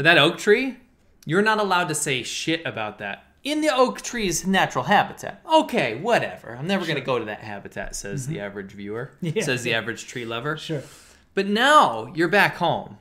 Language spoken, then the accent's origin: English; United States; I'm such an American